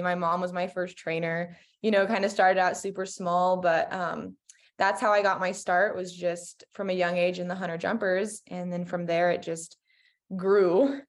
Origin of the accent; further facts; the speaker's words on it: Colorado, United States; I'm from Colorado.